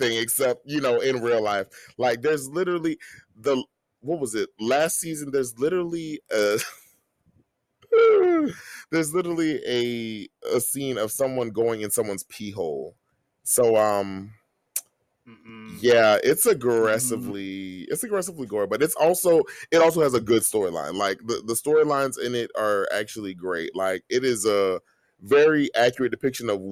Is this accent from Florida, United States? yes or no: yes; Florida, United States; I'm from Florida